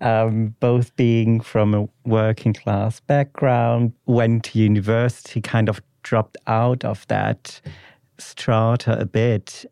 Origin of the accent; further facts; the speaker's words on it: Ruhr area, North Rhine-Westphalia, Germany; English is a second language; moved away; I'm from the Ruhr area in the West of Germany